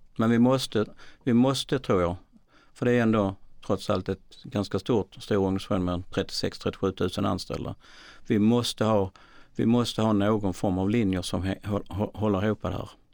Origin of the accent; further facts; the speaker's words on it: Malmö, Skåne, Sweden; Jag kommer från Malmö